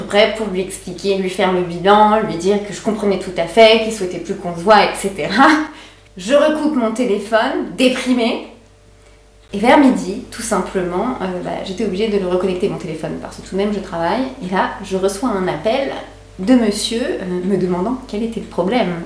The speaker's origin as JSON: {"language": "French", "area": "Paris region", "region": "Île-de-France", "country": "France", "moved": "as an adult", "lives_now": "Berlin, Germany", "said": "à l'origine, je viens de la région parisienne"}